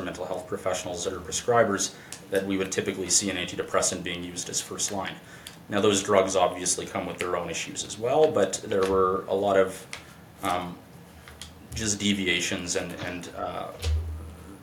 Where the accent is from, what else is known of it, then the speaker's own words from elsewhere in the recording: northern Manitoba, Canada; I went up north in the province of Manitoba to my hometown